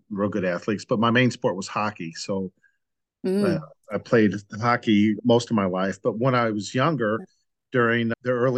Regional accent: St. Louis, Missouri, United States; I grew up in St. Louis

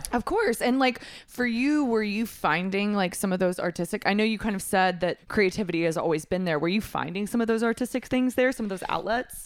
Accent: Texas, United States; I'm from Texas.

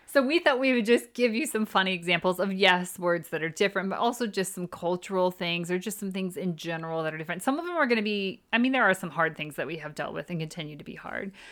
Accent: Midwest, United States; moved away as an adult; now in United Kingdom; we're from the Midwest

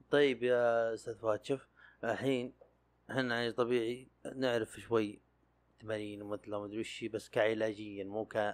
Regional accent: Sakaka, Al Jawf Province, Saudi Arabia

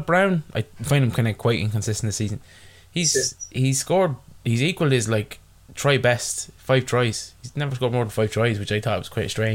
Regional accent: Ireland; I'm Irish

